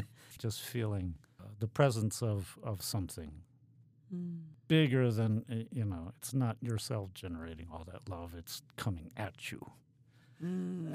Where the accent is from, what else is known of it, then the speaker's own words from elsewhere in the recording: United States; moved away as an adult; also born or lived in Haiti; for all us freedom loving Americans